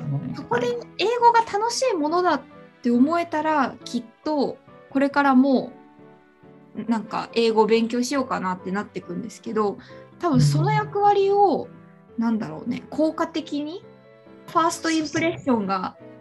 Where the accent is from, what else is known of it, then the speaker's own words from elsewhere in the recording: Nara, Japan; now in Melbourne, Australia; 奈良県に奈良県出身